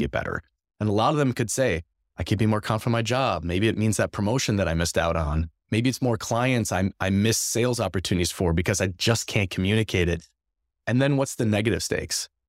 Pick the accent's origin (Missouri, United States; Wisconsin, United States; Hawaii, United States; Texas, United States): Wisconsin, United States; Madison; moved away as an adult; now in La Crosse, United States; Grew up in Madison, Wisconsin